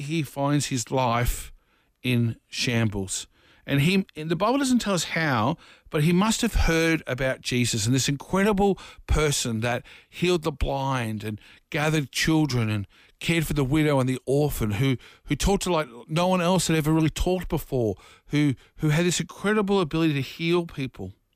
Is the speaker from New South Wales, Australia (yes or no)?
no; Dandenong, Victoria, Australia; I grew up in a very rough part of Dufton and Dandenong